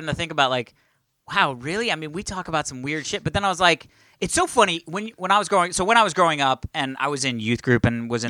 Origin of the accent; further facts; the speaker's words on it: Virginia, United States; now in Los Angeles, United States; Like, it was not middle America, but I grew up in Virginia.